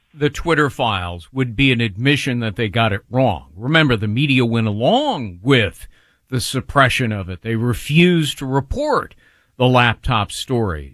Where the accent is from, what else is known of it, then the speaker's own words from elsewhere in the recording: California, United States; my home state of California